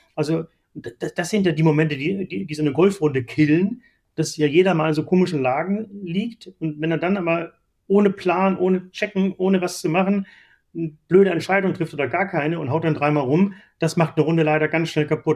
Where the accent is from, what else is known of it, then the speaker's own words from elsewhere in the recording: Seevetal, Lower Saxony, Germany; Ich bin groß geworden in Hamburg-Hittfeld